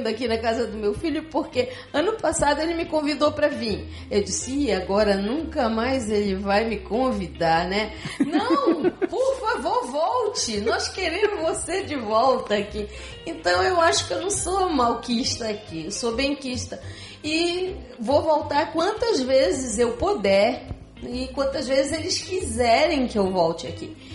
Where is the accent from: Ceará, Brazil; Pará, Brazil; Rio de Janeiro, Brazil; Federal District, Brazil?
Pará, Brazil; Belém; moved away as an adult; now in Curitiba, Brazil; mas eu deixei Belém do Pará para ir para Curitiba, deixei toda a minha família lá. Só catei os três filhos e vim embora.